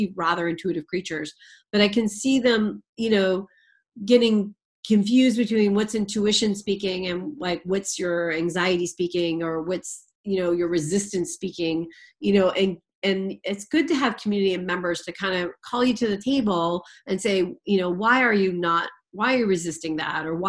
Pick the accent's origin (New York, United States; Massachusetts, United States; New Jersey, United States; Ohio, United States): Massachusetts, United States; Boston; I'm from the Boston area